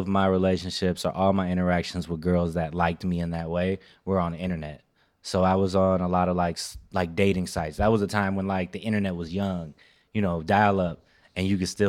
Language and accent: English; Chicago, Illinois, United States; I'm born out west.